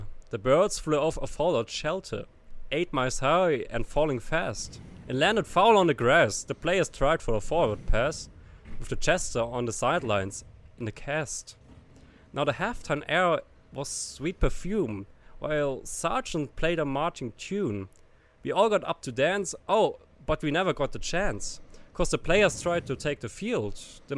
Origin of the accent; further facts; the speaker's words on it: Germany; English is a second language; I'm from Germany